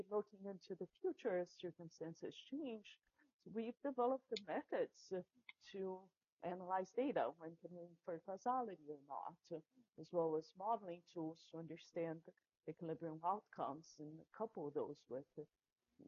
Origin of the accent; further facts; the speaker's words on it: Brazil; moved away as an adult; now in United States; I grew up in Brazil